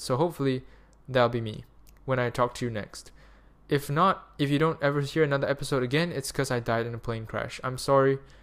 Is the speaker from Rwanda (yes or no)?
no; Malaysia; moved away; also born or lived in Germany; Malaysia, because I'm a Malaysian citizen.